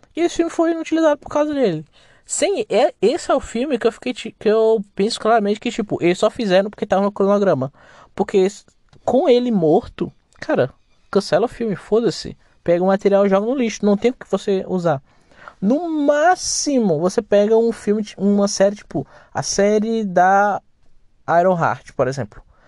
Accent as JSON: {"language": "Portuguese", "country": "Brazil", "said": "Sou brasileiro"}